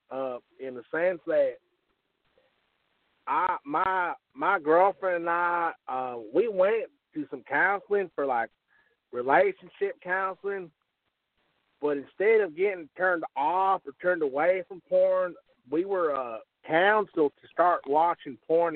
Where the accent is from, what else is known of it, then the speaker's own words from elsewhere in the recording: the Bible Belt, United States; we're from the Bible Belt.